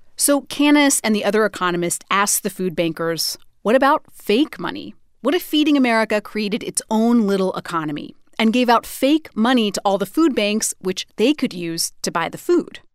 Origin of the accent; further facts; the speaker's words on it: Idaho, United States; Idaho, my home state